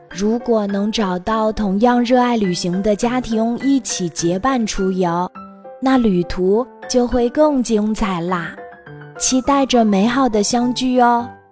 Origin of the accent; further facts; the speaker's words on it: Jiangsu, China; 我们江苏